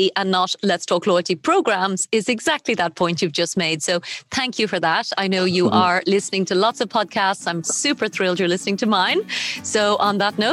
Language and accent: English; Ireland; moved away; I've seen it back in my home country of Ireland